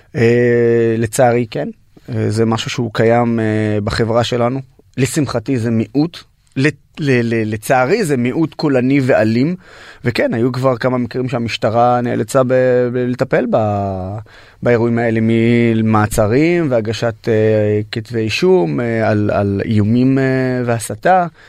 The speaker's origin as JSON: {"language": "Hebrew", "town": "Nazareth", "region": "Northern District", "country": "Israel", "tie": "born or raised there", "also_born_or_lived": "Haifa", "said": "נולדתי בחיפה, שזו העיר המעורבת הכי גדולה בארץ. וגדלתי בנצרת, שזו העיר הערבית הכי גדולה בארץ"}